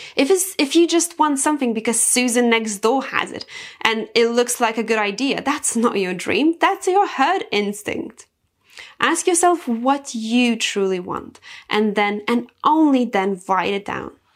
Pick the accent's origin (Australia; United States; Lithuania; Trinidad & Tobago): Lithuania; I come from Lithuania, and in Lithuania, we are very closely connected to nature. So I've been cultured that way my whole life.